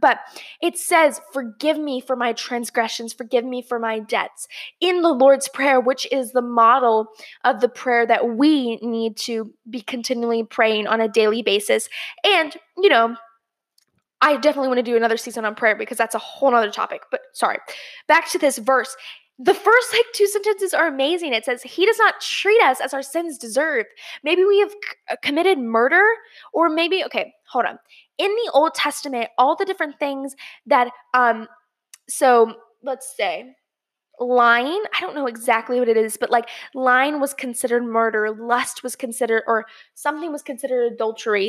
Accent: Georgia, United States; my hometown, Georgia, uh, or home state, Georgia

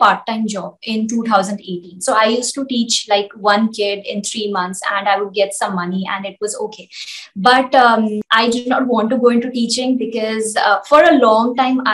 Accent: India; as an Indian, I can teach very easily in Hindi

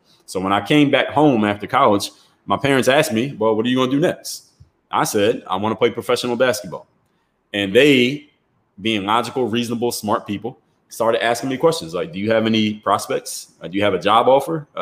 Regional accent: Philadelphia, Pennsylvania, United States; moved away as an adult; also born or lived in South Florida; I'm from Philly

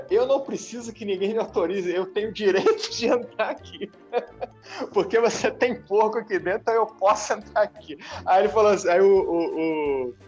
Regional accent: Rio de Janeiro, Brazil; eu sou carioca, né? E aí fui fui morar em Santa Catarina de repente, né?

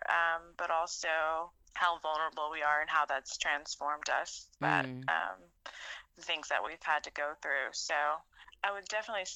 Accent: Texas, United States; now in Los Angeles, United States; where I grew up in Texas

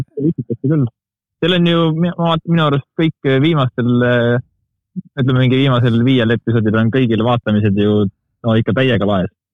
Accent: Estonia; ma olen nii eestlane, kui eestlane olla saab

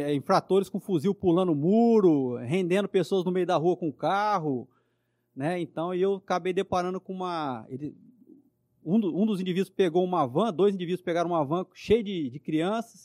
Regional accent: São José do Rio Preto, São Paulo, Brazil; eu nasci aqui em Rio Preto mesmo

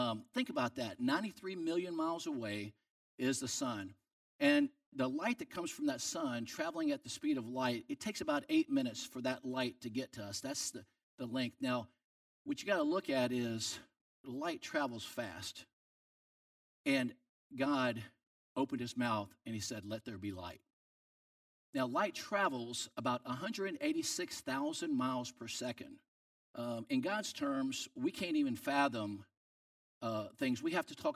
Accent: New Orleans, Louisiana, United States; I'm from New Orleans, down Louisiana

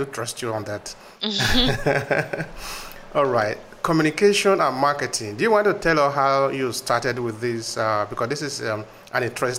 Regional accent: Uromi, Edo, Nigeria; I'm from Uromi, Nigeria, which is a Edo State.

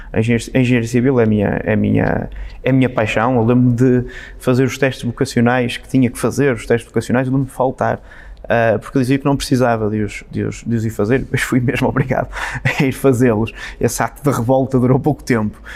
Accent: Amarante, Norte, Portugal; moved away; Amarante é uma terra onde há este sentido bairrista, nós gostamos de ser de Amarante

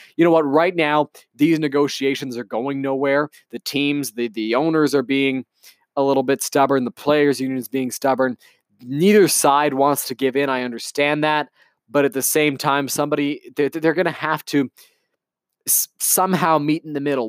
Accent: Canada; as a Canadian baseball fan

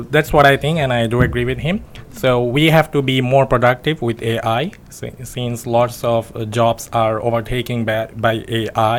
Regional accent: Bangladesh; moved away as an adult; now in Yogyakarta, Indonesia; I'm from Bangladesh

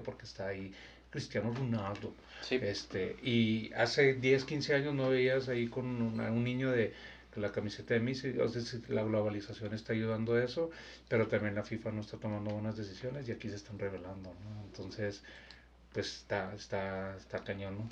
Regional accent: Mexico; soy mexicano

